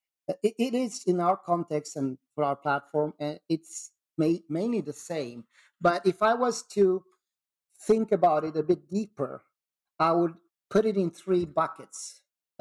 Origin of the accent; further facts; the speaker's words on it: Sweden; I'm from Sweden